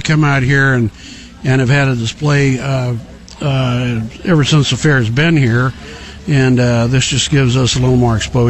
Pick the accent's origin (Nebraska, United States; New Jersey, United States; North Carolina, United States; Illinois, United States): Nebraska, United States; Palmer; Well, I grew up in Palmer, Nebraska, and with an agricultural background, we worked 7 days a week raising cattle and, you know, farming, putting up hay and irrigating